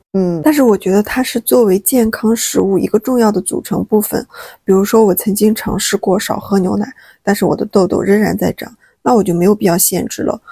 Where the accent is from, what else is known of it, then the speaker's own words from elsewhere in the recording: Shaanxi, China; now in Hangzhou, China; 我老家是陕西嘛，然后我们那边就是挺喜欢吃蒜的